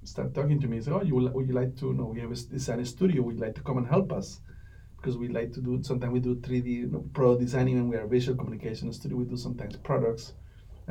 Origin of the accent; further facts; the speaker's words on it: Colombia; moved away as an adult; also born or lived in Bogota, Colombia / Miami, United States / Minneapolis, United States; I'm originally from Colombia, from South America, and I studied industrial design in a university